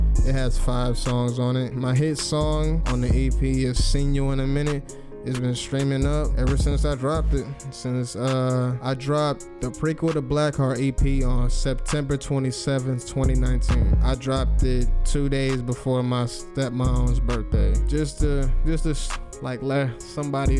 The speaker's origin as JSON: {"language": "English", "town": "Cleveland", "region": "Ohio", "country": "United States", "tie": "born or raised there", "said": "I'm from Cleveland, Ohio, born and raised"}